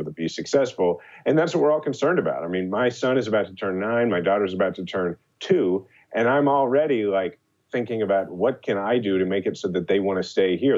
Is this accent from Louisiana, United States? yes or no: no; Kansas City, Missouri, United States; my hometown, Kansas City